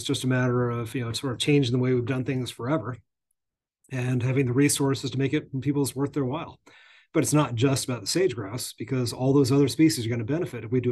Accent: Northeast, United States; I grew up in the Northeast

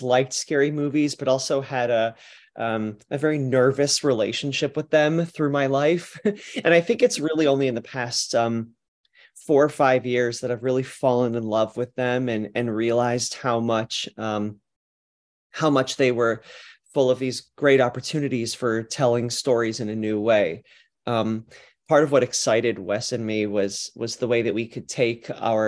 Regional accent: Cleveland, Ohio, United States; also born or lived in New York City; now in Los Angeles, United States; I'm from Cleveland

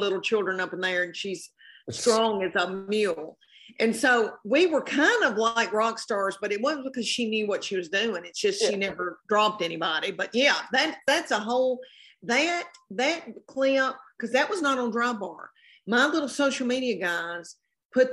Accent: Tennessee, United States; I am from the South and from Tennessee

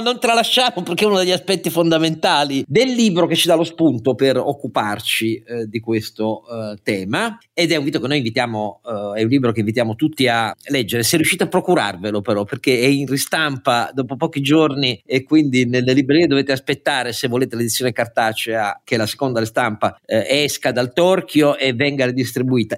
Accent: Italy; il mio paese

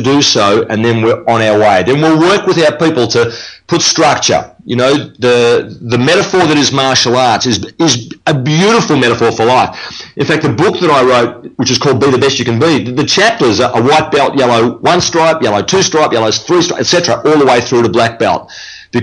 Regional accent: Melbourne, Victoria, Australia; that's where I'm from Melbourne, Australia

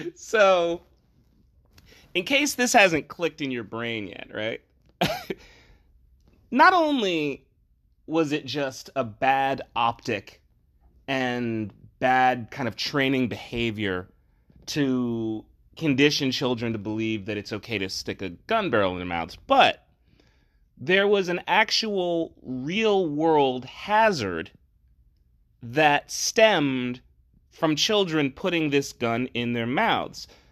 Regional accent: New Jersey, United States; I'm from New Jersey

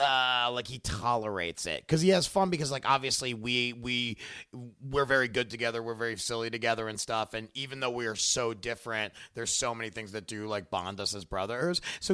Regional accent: Baltimore, Maryland, United States; born or raised there

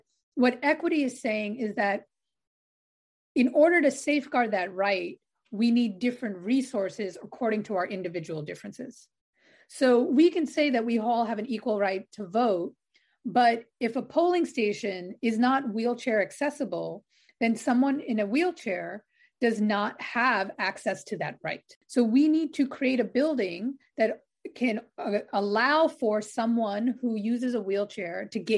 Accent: New York City, New York, United States; I grew up on Staten Island in New York

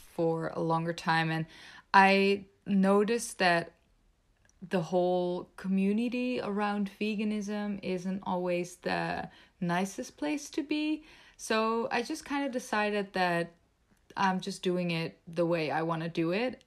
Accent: Netherlands; also born or lived in Belgium; I was born and raised in the Netherlands

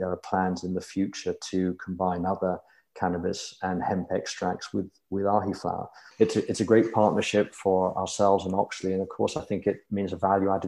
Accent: United Kingdom; born there; moved away as an adult; now in United States; But yes, I'm a Brit by birth. And in my early 30s, I moved to the US.

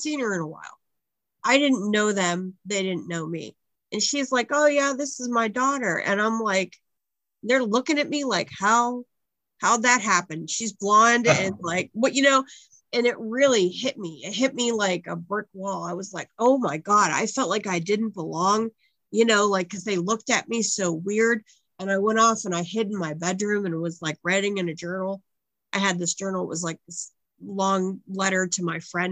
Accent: United States; I grew up in the States.

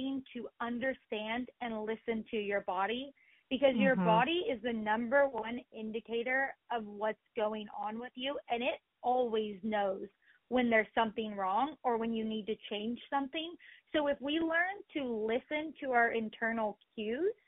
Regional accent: Oklahoma, United States; I grew up in Oklahoma on a farm.

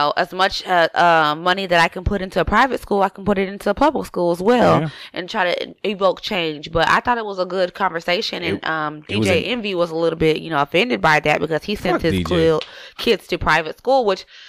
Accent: Washington, United States; I'm from Washington State

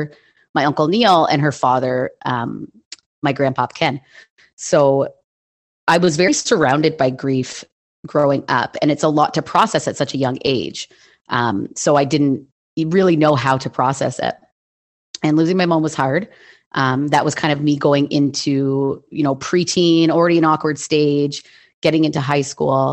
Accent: Hamilton, Ontario, Canada; I was born and raised in Hamilton, Ontario, in Canada

